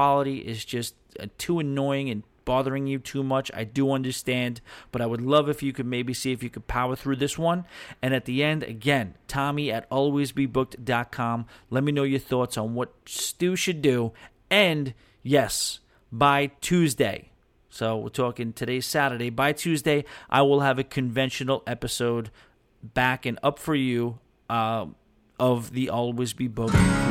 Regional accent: New York, United States; I'm from New York. I mean, native New York

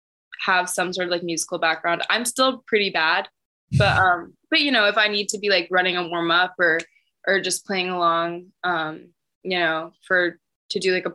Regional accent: Los Angeles, California, United States; also born or lived in Baltimore; I grew up here

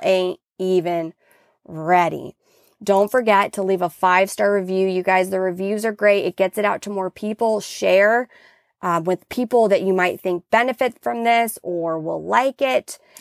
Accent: Washington, United States; now in California, United States; I grew up in Washington

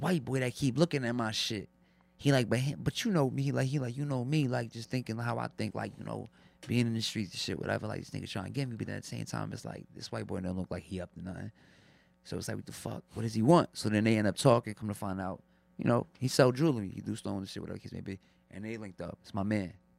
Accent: Long Branch, New Jersey, United States; also born or lived in Neptune, New Jersey / Asbury Park, New Jersey; I'm originally from Long Branch, New Jersey and shit, but I grew up out there, Neptune, Asbury and shit, but I'm from Long Branch

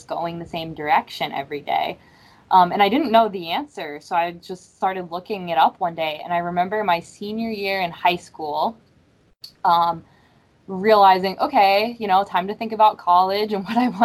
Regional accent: Florida, United States; I grew up in Florida on the water and got into sailing when I was a kid.

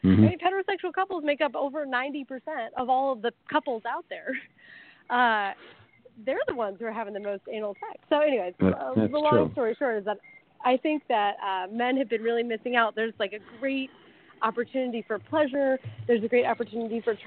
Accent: Midwest, United States; now in Thailand; I'm from the Midwest.

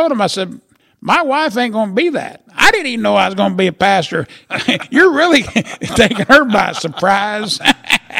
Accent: Murrayville, Illinois, United States; I got roots in Murrayville. Been there all my life

